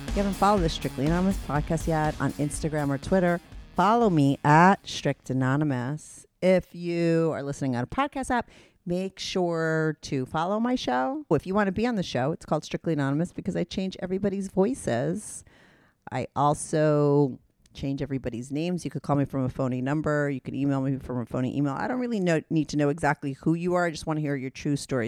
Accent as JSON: {"language": "English", "region": "New York", "country": "United States", "said": "I'm a New Yorker"}